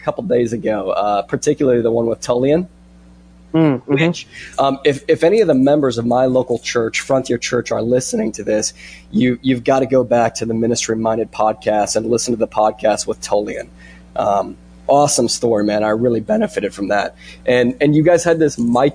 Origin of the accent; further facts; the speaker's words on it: Iowa, United States; I'm an Iowan. I'm an American.